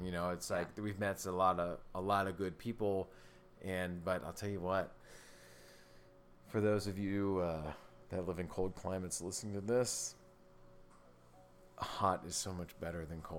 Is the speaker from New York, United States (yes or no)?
no; California, United States; now in Indiana, United States; Yeah, I came from California to Indiana.